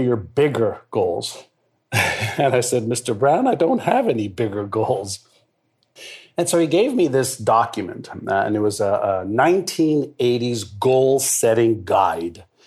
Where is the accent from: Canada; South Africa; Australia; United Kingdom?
Canada; Montreal, Quebec; first language Hebrew; English is a second language; also born or lived in Israel; I got to Montreal at a, as a six-year-old kid. I was actually five and a half, and I spoke Hebrew, which was my mother tongue